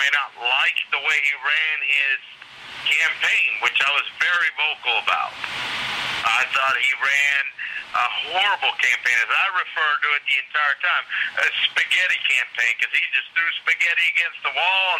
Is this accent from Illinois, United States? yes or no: no; Yonkers, New York, United States; I'm from Yonkers.